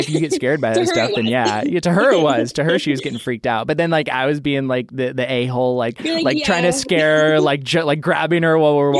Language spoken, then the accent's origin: English; Idaho, United States; moved away as an adult; now in Los Angeles, United States; I grew up in Idaho. And so in Idaho, there's just a ton of empty space. And I live in like Boise Meridian area. So there's like city, but then you drive 20 minutes out and you're in like farmlands.